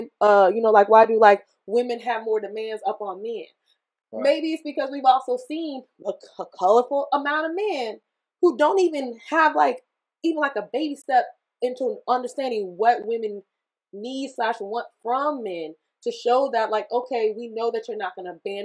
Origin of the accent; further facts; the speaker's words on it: the South, United States; I was from the South